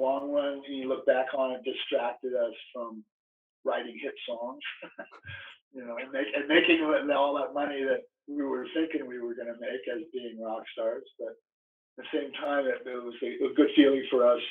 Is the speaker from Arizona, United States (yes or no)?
yes; Arizona, United States; growing up in Arizona